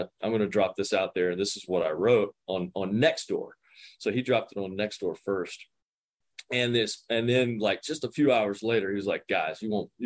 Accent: Wilson, North Carolina, United States; now in Cary, United States; I'm an Eastern North Carolina boy, was named after Parker's Barbecue in my hometown of Wilson, North Carolina

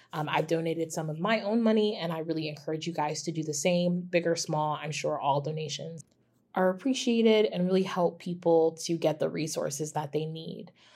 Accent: United States; as an American citizen

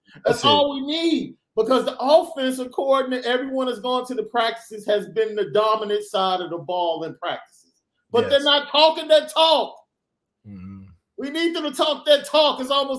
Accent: Chicago, Illinois, United States; look, I'm from Chicago, right?

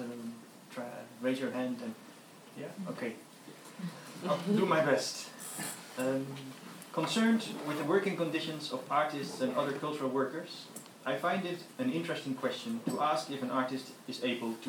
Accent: Netherlands; I'm from the Netherlands

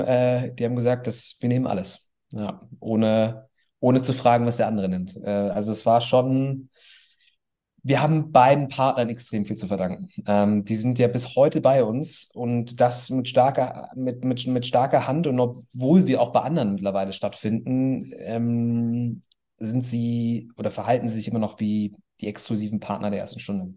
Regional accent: Bonn, North Rhine-Westphalia, Germany; also born or lived in Cologne; ich komme aus Bonn

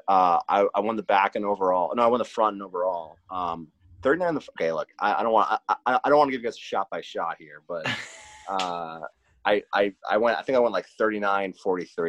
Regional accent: Larchmont, New York, United States; I grew up a mile from there, so that's literally my town. I'm from Larchmont.

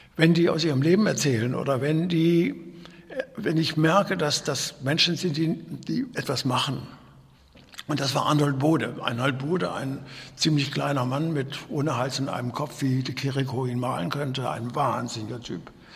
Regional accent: Kassel, Hesse, Germany; ich bin ja in Kassel geboren worden

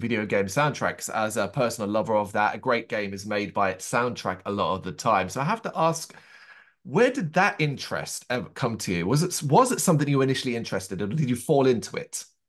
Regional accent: Ireland; I am Irish, uh, not English

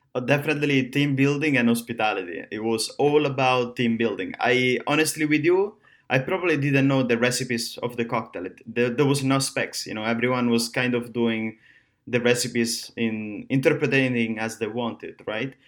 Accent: Rome, Lazio, Italy; now in Miami, United States; I'm from Rome, uh, Italy.

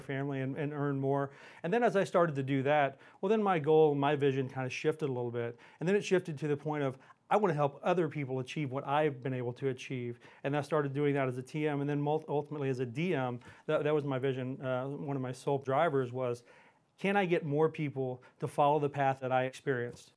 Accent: Houston, Texas, United States; also born or lived in Montgomery, Texas; I grew up in Houston. Uh, I live outside of Houston now in a pl, a little town called Montgomery, Texas, on Lake Conroe.

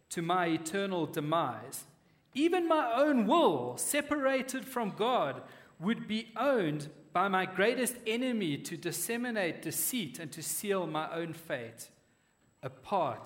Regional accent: Western Cape, South Africa; moved away; I grew up in the Cape, we used to have this big hill in the suburb we lived

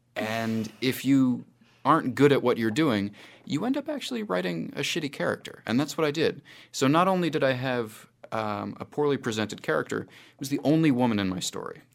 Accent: United States; moved away as an adult; now in New Zealand; my experiences in New Zealand that I've decided to call the Expatriate Patriot as an American

